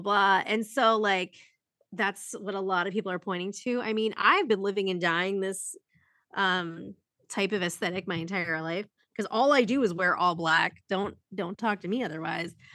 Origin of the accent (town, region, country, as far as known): Youngstown, Ohio, United States